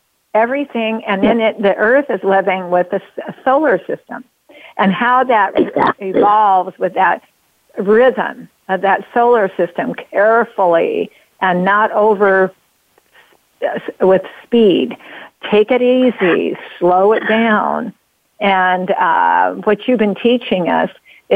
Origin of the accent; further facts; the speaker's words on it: United States; as an American